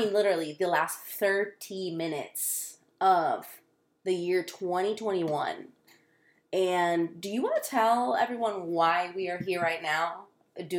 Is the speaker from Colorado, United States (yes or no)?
no; Florida, United States; also born or lived in Dallas area, Texas; It's our homeland